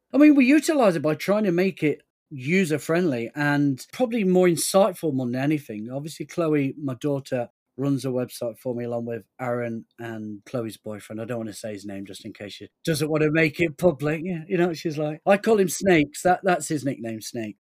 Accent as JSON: {"language": "English", "country": "United Kingdom", "said": "We're British"}